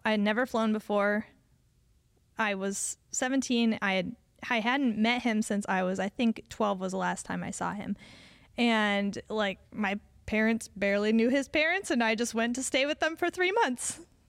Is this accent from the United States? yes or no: yes; Connecticut, United States; I was from Connecticut, and we met when we were 8, and I tried to flirt.